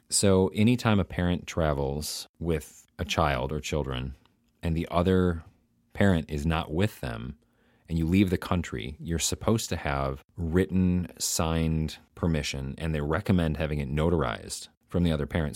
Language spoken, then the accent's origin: English; United States; the American in Amsterdam